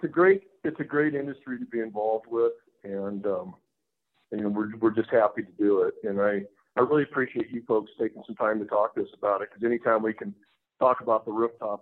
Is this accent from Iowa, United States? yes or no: yes; Iowa, United States; moved away as an adult; now in Colorado, United States; I grew up in Iowa. And I know all about mosquitoes and humidity and 100 degree heat and 95% humidity and all that. And then I remember the first night we moved out here in 95